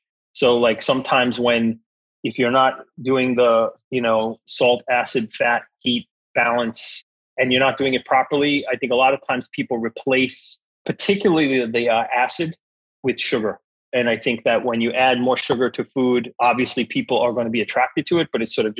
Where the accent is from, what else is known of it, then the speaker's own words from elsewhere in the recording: New York City, New York, United States; accent: heavy New York accent; And I felt like as an Italian American, second generation, growing up in New York, in the boroughs, used to formerly having a very heavy accent, I felt like there were times when I was underestimated